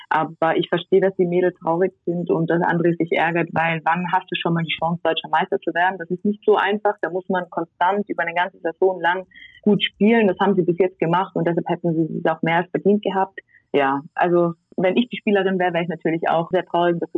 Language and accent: German; Tyrol, Austria; Ich meine, wir sind jetzt zwei Wochen in Tirol, da wo ich herkomme, in Quarantäne und die Zahlen gehen immer noch nicht zurück.